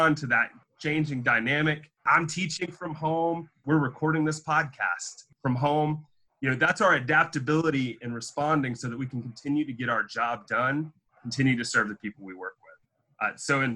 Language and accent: English; North Carolina, United States; now in Auburn, Alabama, United States; One hit my home state